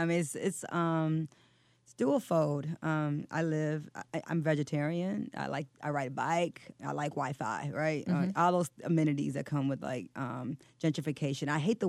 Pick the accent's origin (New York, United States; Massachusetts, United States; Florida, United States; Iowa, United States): New York, United States; I'm a New Yorker.